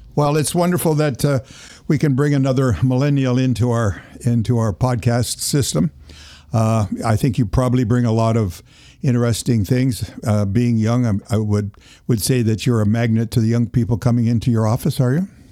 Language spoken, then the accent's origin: English; Toronto, Ontario, Canada; moved away; I was born in Toronto as well